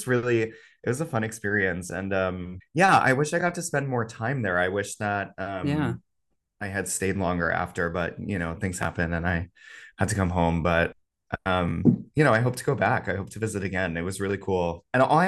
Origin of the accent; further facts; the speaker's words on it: Hamilton, New Jersey, United States; I am a Jersey boy through and through. I grew up just outside of Princeton in a little town called Hamilton, New Jersey.